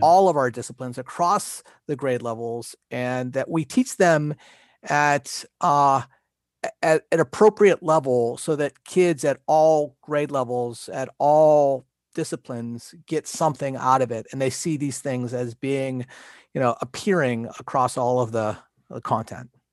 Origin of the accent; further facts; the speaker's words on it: Pennsylvania, United States; we're both from Pennsylvania.